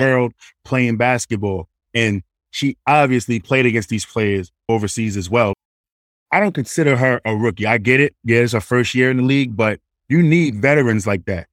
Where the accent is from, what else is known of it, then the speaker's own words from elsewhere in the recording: New York City, New York, United States; moved away as an adult; now in Charleston, United States; I'm New York City throwing through Queens Bridge projects